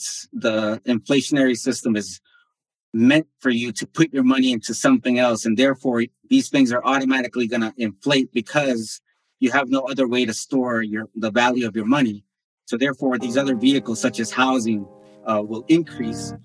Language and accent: English; United States; also born or lived in Bolivia; I moved when I was 4 years old. So I grew up in the States